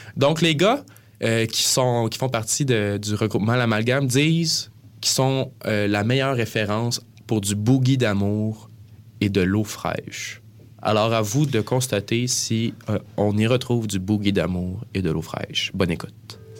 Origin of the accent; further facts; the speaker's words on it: Granby, Quebec, Canada; moved away as an adult; now in Montreal, Canada; on vient de Granby